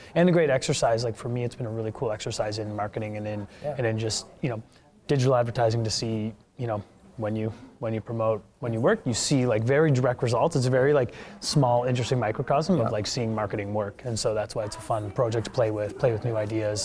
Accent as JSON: {"language": "English", "region": "Nova Scotia", "country": "Canada", "moved": "yes", "said": "I'm from Nova Scotia originally"}